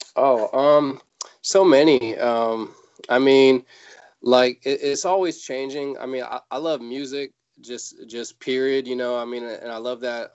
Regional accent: Fairfield, California, United States; also born or lived in San Francisco; I was born in San Francisco, raised in a in a little suburb not too far away uh, called Fairfield

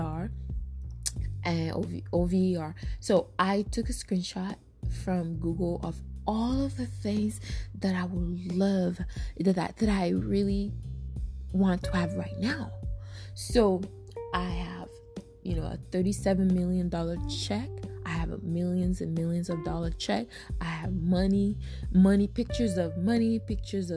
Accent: Togo; now in United States; I'm from Africa, right? I'm from Togo, Africa.

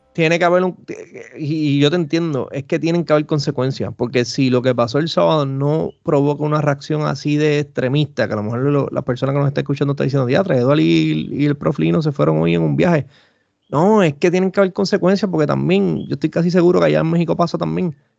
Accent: Puerto Rico; acá en Puerto Rico

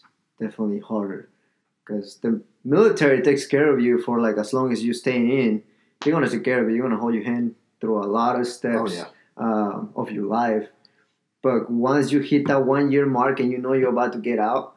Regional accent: New York, United States; moved away as an adult; also born or lived in California; I'm from New York

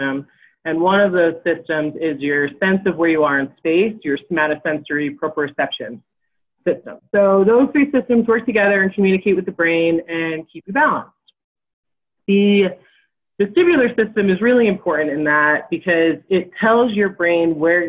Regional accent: 45 minutes north of New York City, United States; moved away as an adult; also born or lived in Provo, Utah; now in Jackson, United States; I grew up originally in New York, so about 45 minutes north of New York City

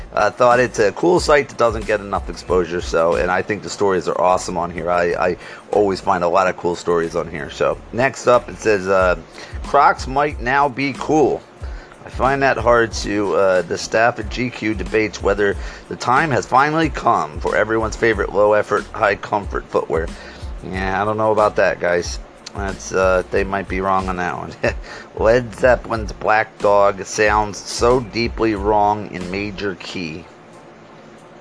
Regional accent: Scranton, Pennsylvania, United States; I'm from Scranton, Pennsylvania

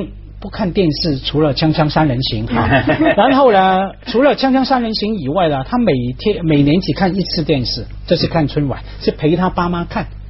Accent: Hong Kong; 我们香港人也不吃枣子，不要以为是这样。

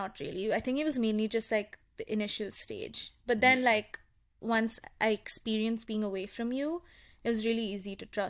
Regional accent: India; I'm Indian.

